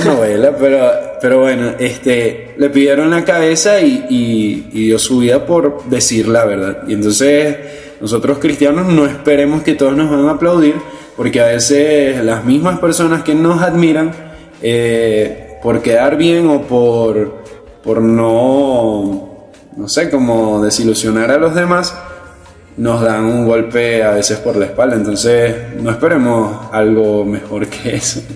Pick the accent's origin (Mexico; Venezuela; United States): Venezuela; venezolanos, nosotros estamos aquí en Venezuela